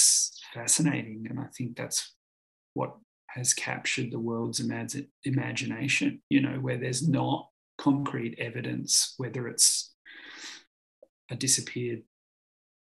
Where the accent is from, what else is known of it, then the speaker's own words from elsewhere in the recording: Australia; being Australian. There's an inherent compulsion to move and be mobile as an Australian